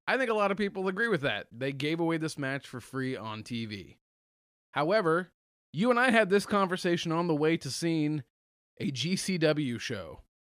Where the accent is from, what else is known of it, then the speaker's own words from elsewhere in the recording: United States; I'm an American